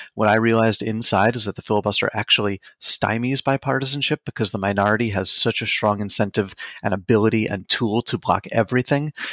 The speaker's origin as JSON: {"language": "English", "area": "Long Island", "region": "New York", "country": "United States", "tie": "born or raised there", "also_born_or_lived": "Queens, New York", "said": "I was born in Queens, New York, grew up on Long Island"}